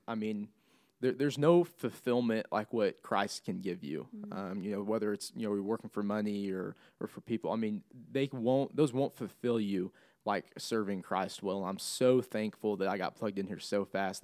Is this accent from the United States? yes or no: yes; Clinton, Missouri, United States; moved away as an adult; now in Springfield, United States; I'm from Clinton, between here and Kansas City